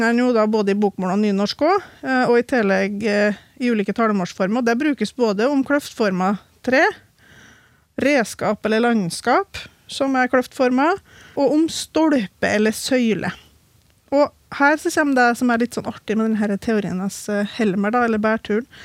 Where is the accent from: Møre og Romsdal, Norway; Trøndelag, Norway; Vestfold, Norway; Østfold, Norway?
Trøndelag, Norway; jeg er jo trønder